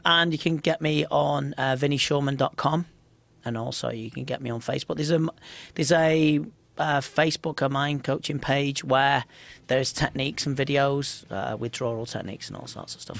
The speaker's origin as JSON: {"language": "English", "town": "Liverpool", "region": "North West England", "country": "United Kingdom", "said": "I'm just from Liverpool"}